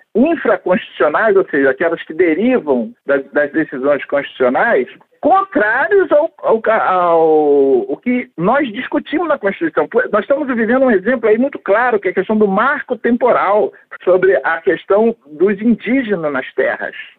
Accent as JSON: {"language": "Portuguese", "country": "Brazil", "said": "eu sou negro brasileiro. Então, eu sou brasileiro"}